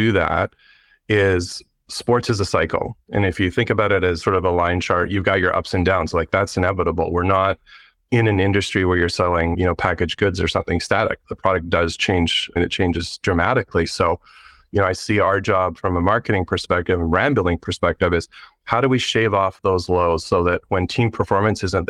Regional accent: Canada; moved away as an adult; now in Portland, United States; I'm actually from Canada

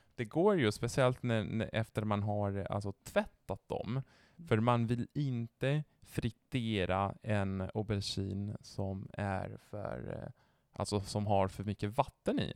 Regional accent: northern Italy, Italy; Swedish is a second language; also born or lived in Genoa; now in Sweden; jag är från norra Italien

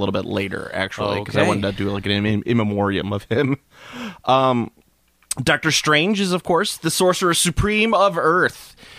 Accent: Massachusetts, United States; born there; No, I don't know what you mean. I was born in Massachusetts.

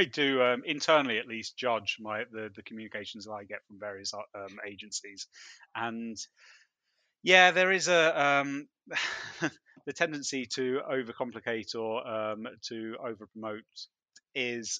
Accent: United Kingdom; I am I'm British

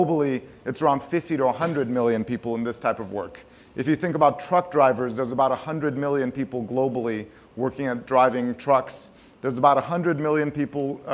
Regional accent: Tehran, Tehran Province, Iran; We grew up in Tehran, Iran, not very far from here

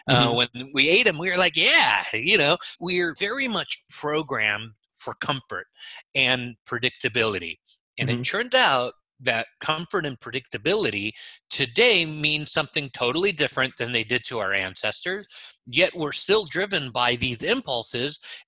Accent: Israel; English is a second language; moved away; I came to this country from Israel knowing zero English.

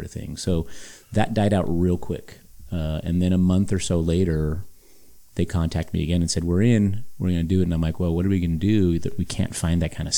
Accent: Los Angeles, California, United States; born and raised in Hollywood

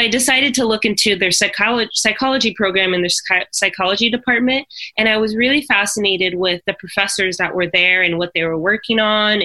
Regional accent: near Boise, Idaho, United States; we would go to Boise State University. And so that was about 15, 20 minutes from my hometown

